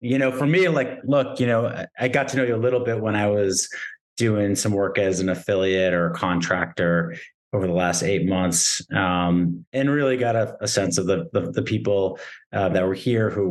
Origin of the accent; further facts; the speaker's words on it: Newton, Massachusetts, United States; moved away as an adult; now in Brooklyn, United States; I grew up right outside Boston in a city called Newton